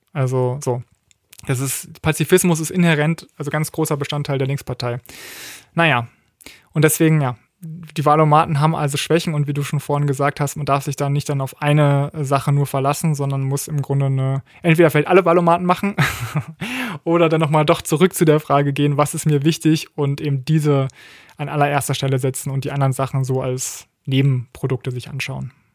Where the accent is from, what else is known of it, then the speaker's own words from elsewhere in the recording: Berlin, Germany; ich komme ja aus Berlin, also einem Bundesland, wo Abitur angeblich einfacher äh, zu holen sein soll